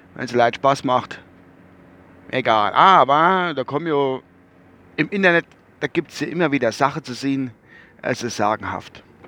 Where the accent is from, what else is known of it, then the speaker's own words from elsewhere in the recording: Rammelsbach, Rhineland-Palatinate, Germany; bei uns in Rammelsbach